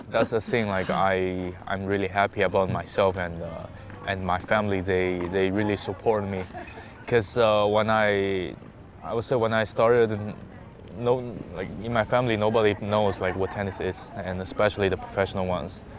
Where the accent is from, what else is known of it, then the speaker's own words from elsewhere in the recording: Hangzhou, Zhejiang, China; where's my hometown? I said uh, Hangzhou